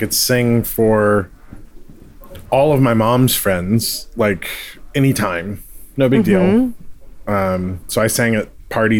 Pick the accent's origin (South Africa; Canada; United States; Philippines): Philippines; I'm Filipino.